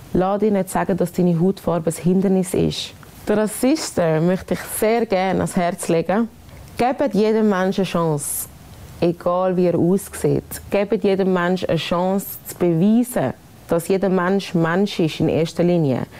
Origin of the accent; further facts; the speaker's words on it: Switzerland; ich bin eine stolze Schweizerin